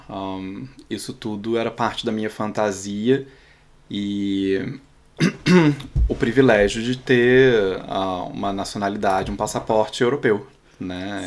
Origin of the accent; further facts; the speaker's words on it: Brazil; first language Portuguese; moved away as an adult; now in Berlin, Germany; eu, como brasileiro